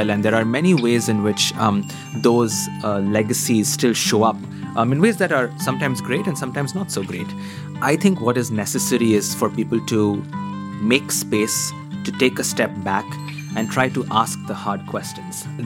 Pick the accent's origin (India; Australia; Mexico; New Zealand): India; also born or lived in Middle East; So I grew up in India, across multiple cities, um, in the Middle East, in multiple different countries.